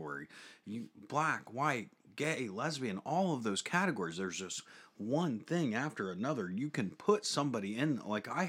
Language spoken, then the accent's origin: English; United States; We are American